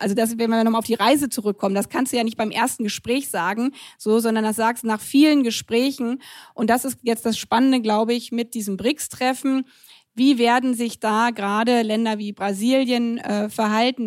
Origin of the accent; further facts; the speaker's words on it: Germany; ich als Deutsche